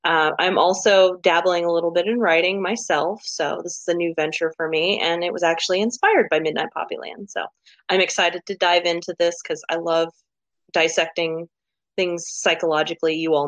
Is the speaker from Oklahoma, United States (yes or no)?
yes; Oklahoma, United States; I am from Oklahoma. I'm a counselor and I'm 35